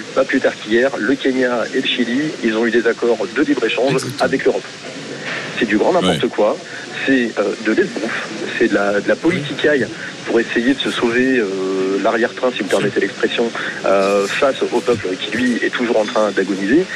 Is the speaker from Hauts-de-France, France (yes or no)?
yes; Hauts-de-France, France; now in Hérault, France; aux Hauts-de-France, en fait c'est ma région natale